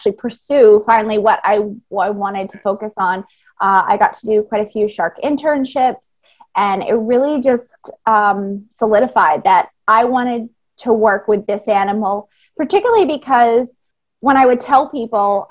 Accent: Maine, United States; moved away as an adult; now in Bahamas; I grew up in Maine, but was lucky to go to the ocean a lot.

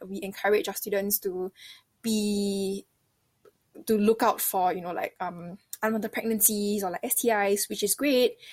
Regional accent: Singapore; I'm from Singapore

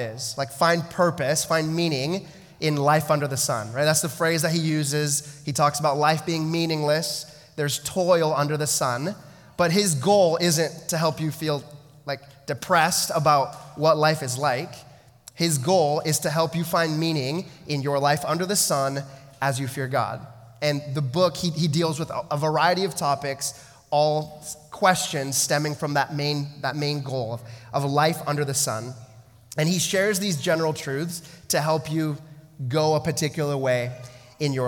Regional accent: United States; moved away as an adult; now in Canada; I grew up in the States, right? I moved, you know, like 9 hours up the I-5 to be near a girl

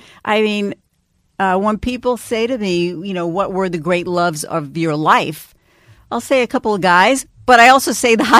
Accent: New York City, New York, United States; And also, I grew up in New York City, and no one had been speaking to the young people, the urban young people of the city.

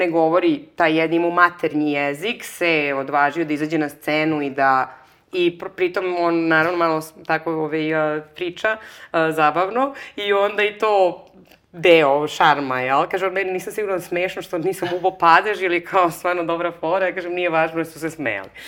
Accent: Belgrade, Serbia; moved away as an adult; now in Barcelona, Spain; ja sam iz Beograda, Znaš, kao je, ovaj, nemojte brinete što ne znate da je Srbija, ne zna ni porodica mog muža

